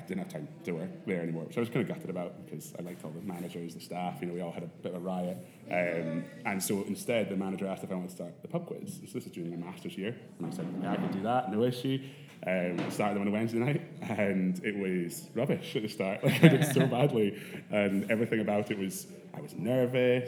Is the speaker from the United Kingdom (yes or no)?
yes; Edinburgh, Scotland, United Kingdom; I grew up in Edinburgh, went to Harriet's as my school